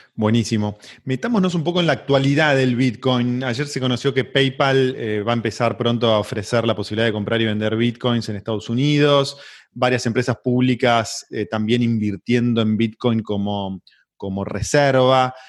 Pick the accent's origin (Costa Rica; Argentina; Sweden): Argentina; así es nuestro país.